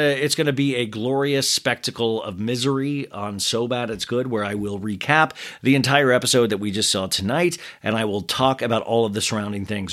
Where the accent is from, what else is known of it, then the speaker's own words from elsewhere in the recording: Kansas, United States; I'm from Kansas, so I go ah